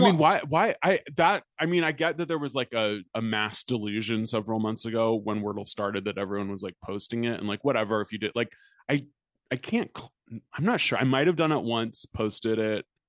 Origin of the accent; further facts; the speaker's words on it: United States; being American